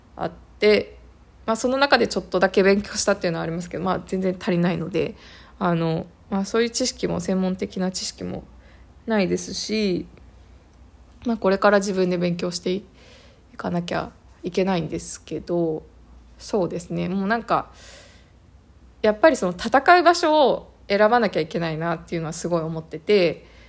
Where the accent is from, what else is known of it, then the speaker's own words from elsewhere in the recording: Japan; moved away as an adult; now in Canada; 私はその日本でずっと諦めていたことをもうこの際、ね、そのカナダに来てあの本当にもうゼロから始める